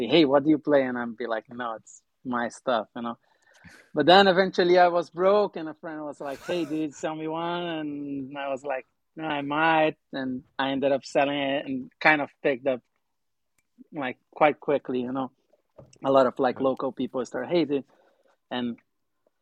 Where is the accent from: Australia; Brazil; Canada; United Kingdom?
Brazil; moved away as an adult; now in Los Angeles, United States; I'm from Brazil, for however, you know, don't know. I was born and raised in Brazil.